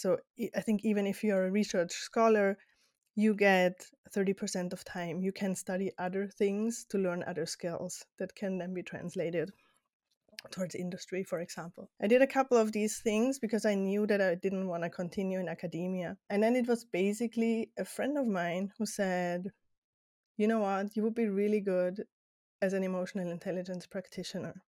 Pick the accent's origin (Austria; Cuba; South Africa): Austria; English is a second language; moved away as an adult; also born or lived in Netherlands / Spain; now in United States; my childhood until eighteen in Austria, but now in the U S